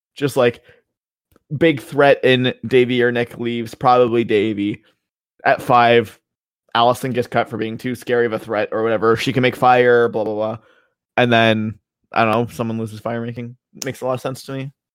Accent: Canada; as a Canadian

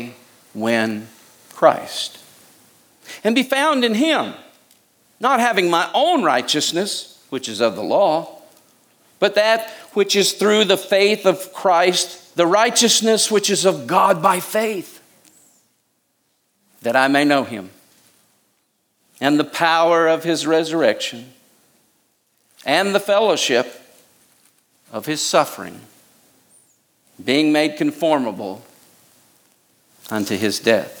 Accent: United States; I love America. I'm American. I was raised to be a patriot.

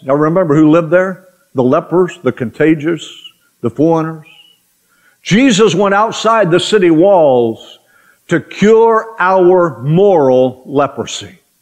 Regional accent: Oklahoma, United States; growing up in Oklahoma.

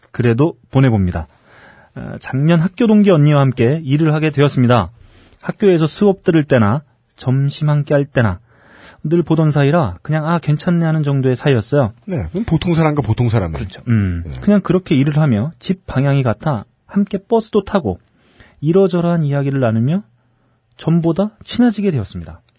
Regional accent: Gwangju, South Korea; 어, 저는 광주 광역시 출신에 음. 저희 가족은 모두 오영이에요.

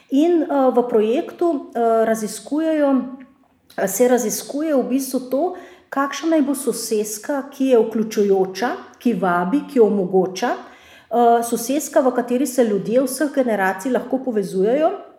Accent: Ljubljana, Slovenia; Jaz sem Ljubljančanka, živim v starem uh, uh, mestnem jedru

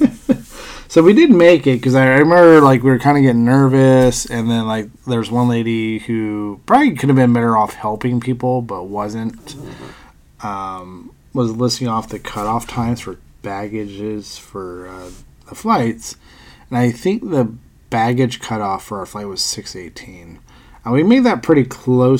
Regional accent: Pennsylvania, United States; moved away; an old friend that I grew up with in Pennsylvania

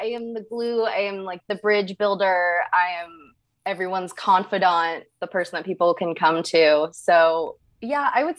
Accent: Northern Virginia, United States; moved away as an adult; also born or lived in Morgantown, West Virginia / Tampa, Florida / Kentucky; I was born in Morgantown, West Virginia. But I didn't really spend any time there growing up. My family moved to Northern Virginia, right outside of Washington, D.C.

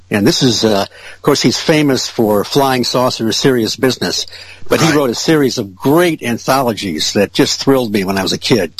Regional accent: Ferndale, Michigan, United States; now in Marshall, United States; I grew up in Ferndale and, uh, you know, went to school there

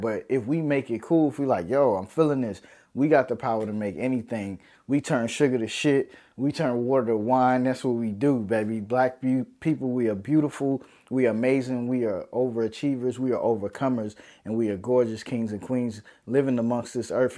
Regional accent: New York City, New York, United States; moved away; also born or lived in Harlem, New York City; I'm from New York City, baby. New York City, I'm Brooklyn born, Brookdale Hospital

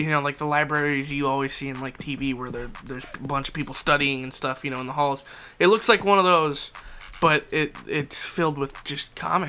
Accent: Philippines; We totally don't embrace our heritage. We're Filipino, for Christ's sake. We gotta get this down.

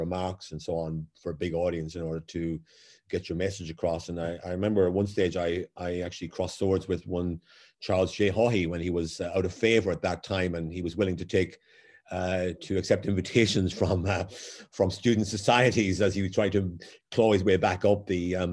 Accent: Waterford, Munster, Ireland; moved away as an adult; Growing up in Waterford in the 1960s

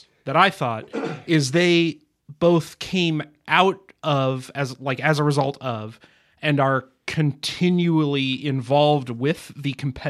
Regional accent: St. Louis, Missouri, United States; look, I'm from St. Louis

